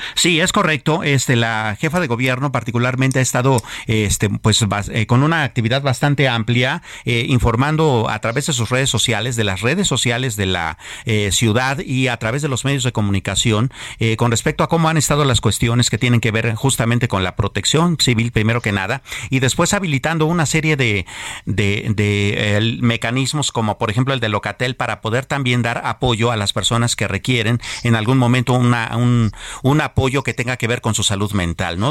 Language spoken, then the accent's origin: Spanish; Mexico; somos los verdaderos mexicanos